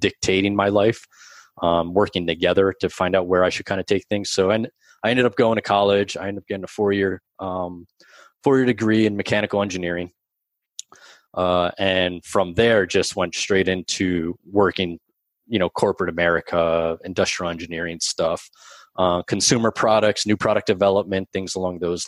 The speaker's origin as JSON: {"language": "English", "region": "New Jersey", "country": "United States", "tie": "born or raised there", "said": "I was born and raised in New Jersey. I still live here today."}